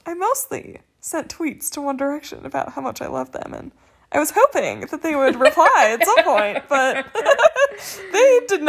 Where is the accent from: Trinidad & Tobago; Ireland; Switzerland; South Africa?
South Africa; I had on there that I was from South Africa.